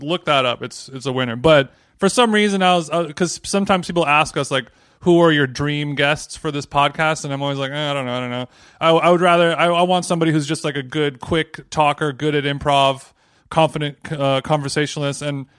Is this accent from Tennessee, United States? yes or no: no; Orange County, California, United States; Well, I grew up in Orange County